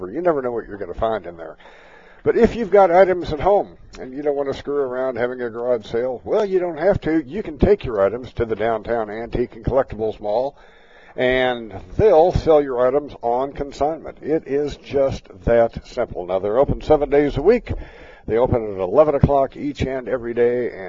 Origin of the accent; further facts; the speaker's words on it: Liberty, Missouri, United States; my hometown of Liberty, Missouri.